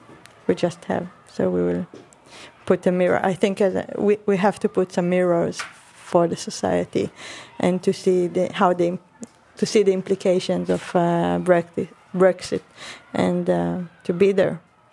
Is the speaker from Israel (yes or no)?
yes; Israel; moved away as an adult; now in London, United Kingdom; coming from outside of the UK, from Israel, and dealing with the idea of nationalism, which is also a big issue for me as an Israeli